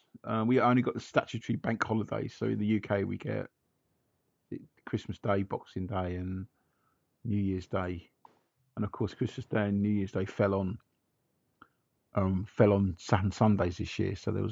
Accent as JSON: {"language": "English", "town": "Canberra", "region": "Australian Capital Territory", "country": "Australia", "said": "I'm from Canberra, the capital, just to be clear."}